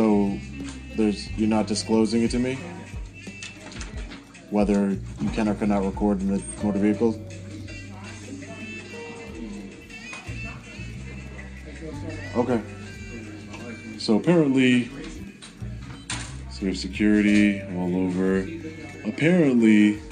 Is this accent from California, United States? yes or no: no; New York, United States; I'm from New York